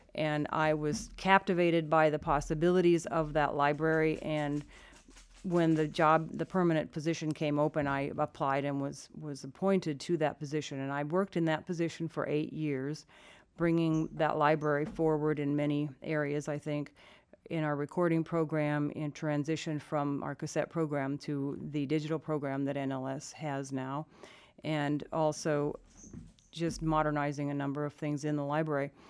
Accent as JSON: {"language": "English", "region": "Iowa", "country": "United States", "tie": "born or raised there", "said": "I grew up in Iowa"}